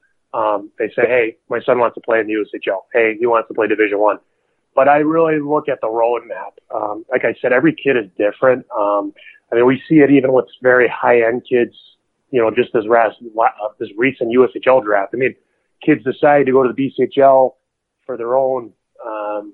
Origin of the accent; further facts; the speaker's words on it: New Jersey, United States; I'm from New Jersey